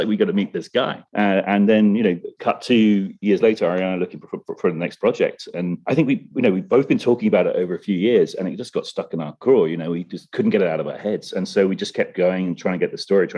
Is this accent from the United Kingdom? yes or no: yes; England, United Kingdom; I'm an Englishman